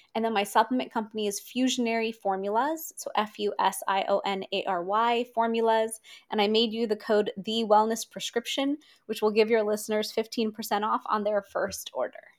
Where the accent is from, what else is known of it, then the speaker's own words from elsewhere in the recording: India; as an Indian